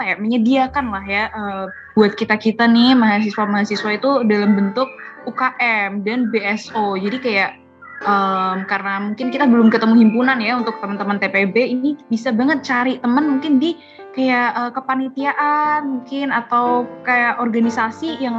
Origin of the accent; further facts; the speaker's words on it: Central Java, Indonesia; aku dari Jawa Tengah